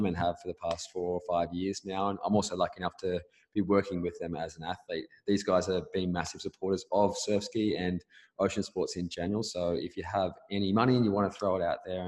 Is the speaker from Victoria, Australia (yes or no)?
no; Caves Beach, New South Wales, Australia; moved away as an adult; also born or lived in Belmont, New South Wales / Gold Coast, Queensland; now in Perth, Australia; I am 29 years old. I grew up in Caddis Beach, lived there till I was 18